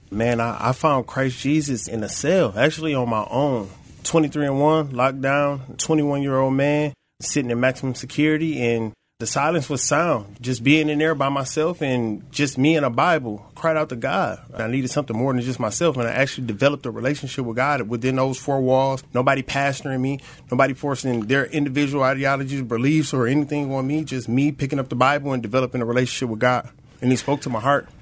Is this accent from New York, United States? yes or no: no; Flint, Michigan, United States; I'm originally from Flint, Michigan, born and raised